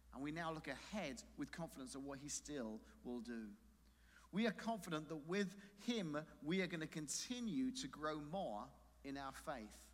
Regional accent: London, United Kingdom; moved away; in London, there is a, a tower where I grew up in London

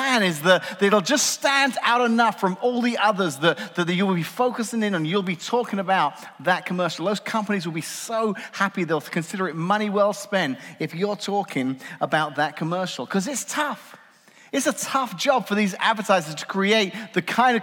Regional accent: England, United Kingdom; now in United States; As an Englishman

